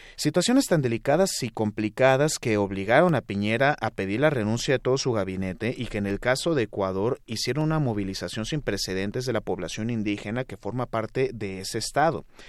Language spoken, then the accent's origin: Spanish; Mexico; México, nuestro país